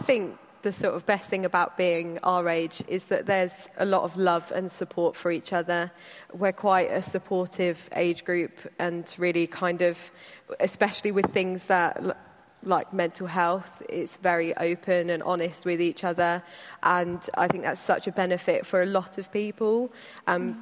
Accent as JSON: {"language": "English", "town": "Caterham", "region": "South East England", "country": "United Kingdom", "tie": "born or raised there", "said": "I grew up in Caterham um, with my dad and my brother."}